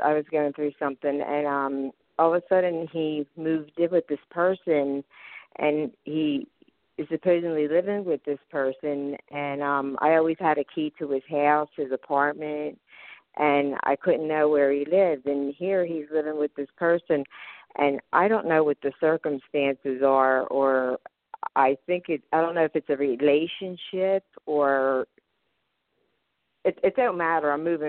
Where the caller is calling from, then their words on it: Philadelphia, Pennsylvania, United States; I'm calling from Philadelphia, Pennsylvania.